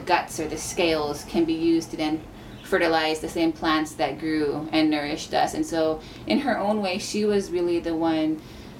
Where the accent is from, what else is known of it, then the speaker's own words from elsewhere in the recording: Haiku, Hawaii, United States; we grew up on Maui in Haikou